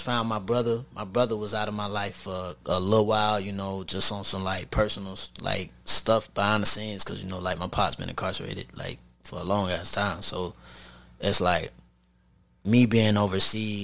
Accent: Jacksonville, Florida, United States; Jacksonville is my roots. Like, like, this is my city

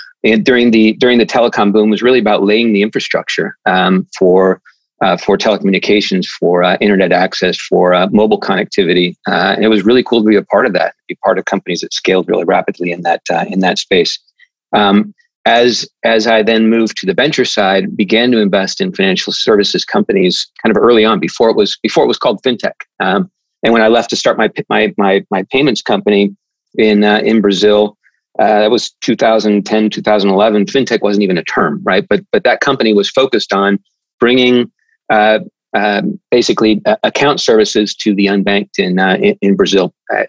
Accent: Spain; also born or lived in Central America; I grew up in Spain, grew up in Central America, so Spanish is a second first language.

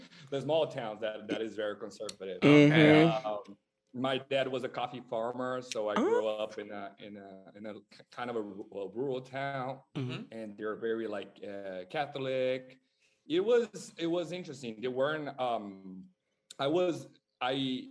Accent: Brazil; moved away as an adult; now in Los Angeles, United States; I'm born and raised in Brazil, so I moved here in LA like 10 years ago

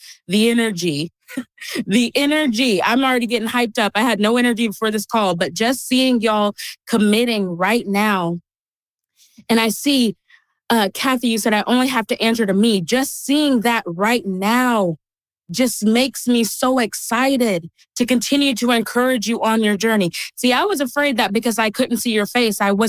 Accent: Texas, United States; I grew up in Texas

